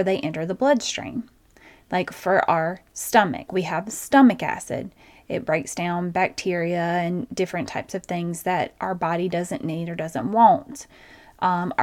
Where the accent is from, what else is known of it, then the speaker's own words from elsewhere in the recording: Georgia, United States; accent: twang; I have a twang because I'm from Georgia